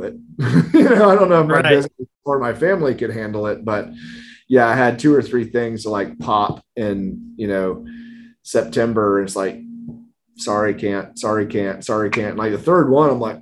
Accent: South Carolina, United States; That's kind of my home state

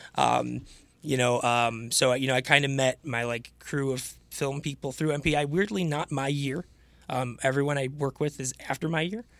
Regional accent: Farmington Hills, Michigan, United States; also born or lived in Chicago; I actually grew up about half a mile down the road from here, um, Farmington Hills, Michigan.

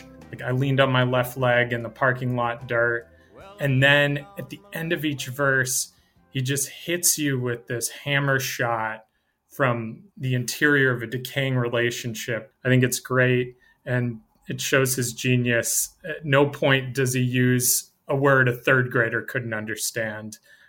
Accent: Massachusetts, United States; I'm from Massachusetts.

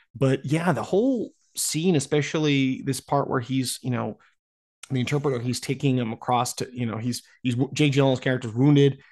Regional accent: United States; being American citizen

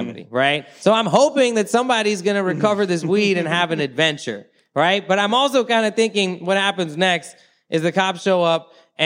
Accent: Thailand; moved away; I grew up in Thailand, right? I left before I smoked weed, but I returned when I was 19

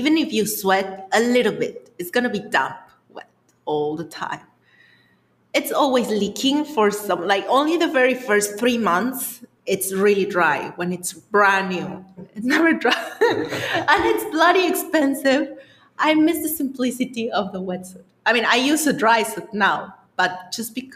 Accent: Mexico; You're talking to a Mexican

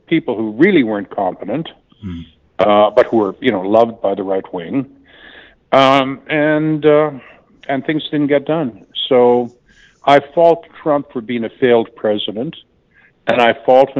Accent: Canada; now in United States; I'm from Canada originally

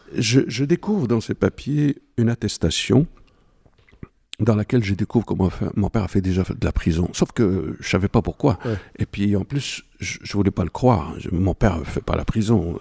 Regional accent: Morocco; born or raised there; moved away as an adult

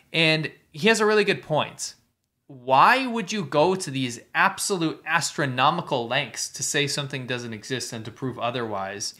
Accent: Pennsylvania, United States; I was raised in Pennsylvania

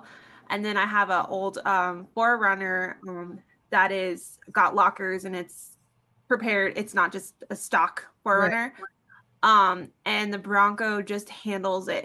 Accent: San Diego, California, United States; I grew up in San Diego

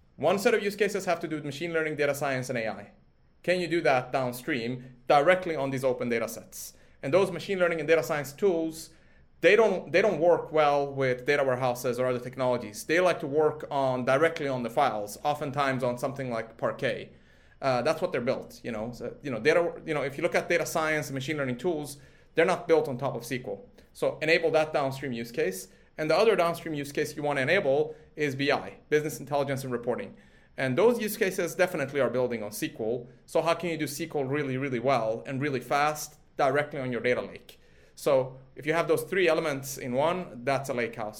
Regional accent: Sweden; moved away; I grew up in Sweden from a sort of age of uh, four

